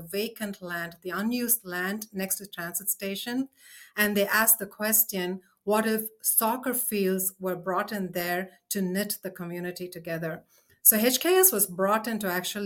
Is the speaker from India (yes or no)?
yes; India; moved away; I come from India